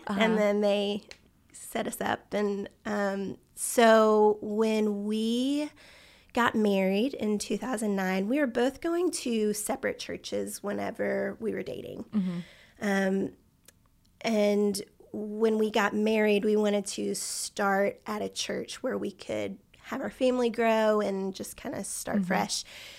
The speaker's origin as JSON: {"language": "English", "town": "Baton Rouge", "region": "Louisiana", "country": "United States", "tie": "born or raised there", "moved": "as an adult", "lives_now": "Birmingham, United States", "said": "I was raised in Baton Rouge, Louisiana."}